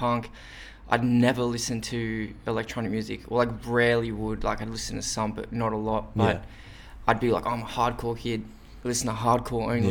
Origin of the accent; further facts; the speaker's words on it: Wollongong, New South Wales, Australia; moved away as an adult; now in Sydney, Australia; I'm from Wollongong